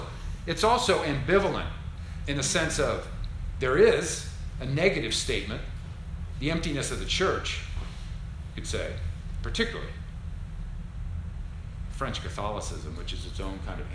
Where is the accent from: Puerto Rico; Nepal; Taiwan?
Puerto Rico; San Juan; I remember my mother having a crucifix in her bedroom. Growing up in San Juan, Puerto Rico.